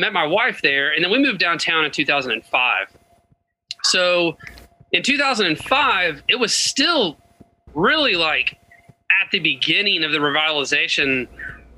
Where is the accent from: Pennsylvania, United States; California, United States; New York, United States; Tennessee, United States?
Tennessee, United States; Chattanooga; I was born and raised in Chattanooga, Tennessee